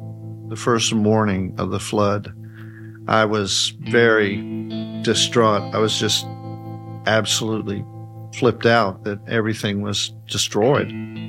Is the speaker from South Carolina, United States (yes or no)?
no; Mount Sterling, Kentucky, United States; In Mount Sterling, Kentucky.